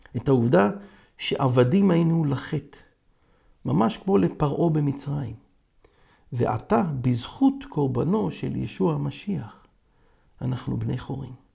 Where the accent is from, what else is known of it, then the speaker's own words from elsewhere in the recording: Israel; אני יהודי, ישראלי, דובר עברית